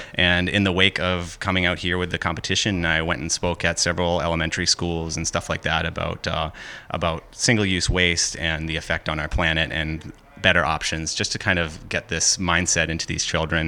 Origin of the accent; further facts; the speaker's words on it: Hampton Falls, New Hampshire, United States; I'm from Hampton Falls, New Hampshire